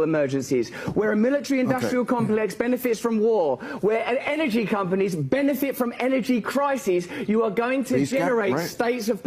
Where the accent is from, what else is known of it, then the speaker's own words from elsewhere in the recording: England, United Kingdom; I'm English